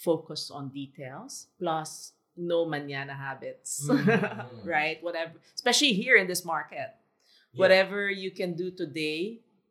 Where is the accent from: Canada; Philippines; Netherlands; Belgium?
Philippines; also born or lived in Singapore; now in Shanghai, China; us being Filipino